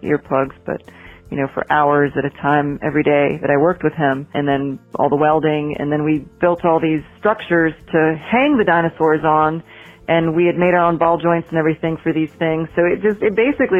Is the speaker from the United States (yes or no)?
yes; Champaign-Urbana, Illinois, United States; moved away as an adult; now in Asheville, United States; This is back in Illinois where I came from. I'm from Champaign-Urbana, Illinois